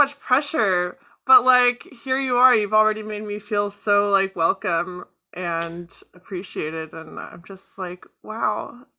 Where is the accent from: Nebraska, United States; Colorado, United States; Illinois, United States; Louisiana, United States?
Illinois, United States; Chicago; also born or lived in Florida; I was born in Florida and moved around a bunch before finally settling in Chicago in, I want to say, 2006, when my dad retired from the Navy. Mm-hmm. So I went to high school in Chicago.